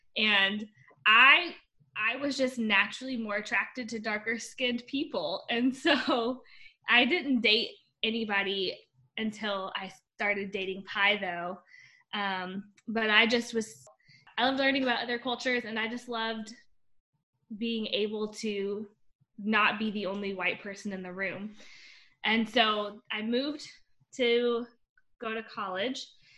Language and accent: English; Tennessee, United States; also born or lived in Indiana; So I grew up, I was born in Indiana, but I moved around a lot because my dad was in the military, and then we ended up settling in East Tennessee as well. And I grew up in a primarily white area.